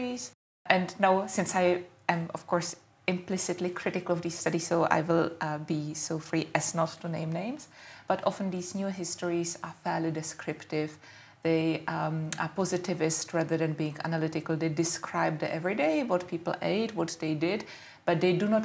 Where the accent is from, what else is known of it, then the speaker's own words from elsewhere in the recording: Czechia; now in United Kingdom; I am Czech and I'm British